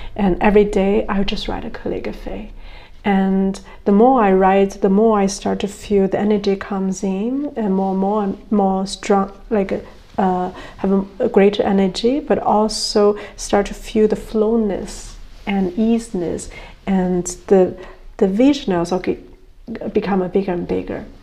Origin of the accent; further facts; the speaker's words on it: China; moved away; also born or lived in Germany / United States; I was born in China